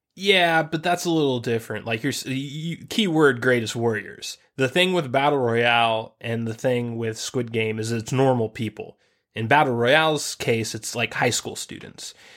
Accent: United States; We grew up in the United States of America

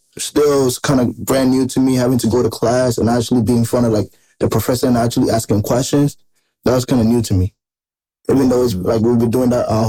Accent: Ghana; now in United States; I'm originally from Ghana. I came here in 2012

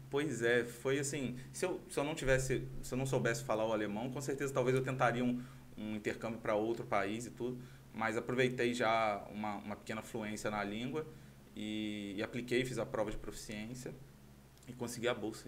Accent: Itaperuna, Rio de Janeiro, Brazil; moved away as an adult; also born or lived in Santa Clara; Eu sou, sou de Santa Clara mesmo, minha família, meus pais são de lá. É, mas bem novinho vim para Itaperuna

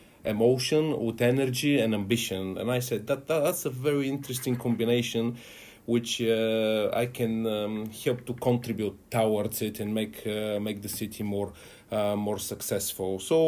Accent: Plovdiv, Plovdiv Province, Bulgaria; moved away as an adult; also born or lived in United Kingdom; I'm originally from Plovdiv.

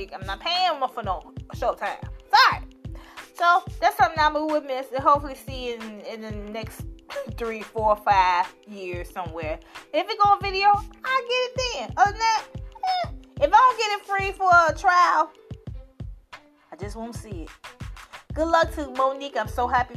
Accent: Chicago, Illinois, United States; I'm from the South Side

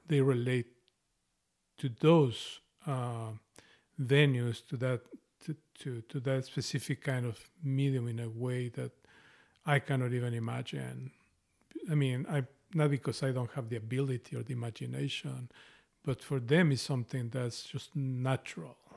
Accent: Mexico; accent: Spanish Mexican; English is a second language; moved away as an adult; now in United States; I have an accent, a strong, a Spanish Mexican accent, and I've lived in this place

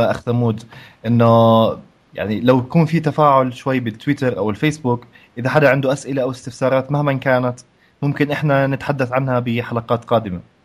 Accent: Jordan; هون احنا عندنا بالاردن

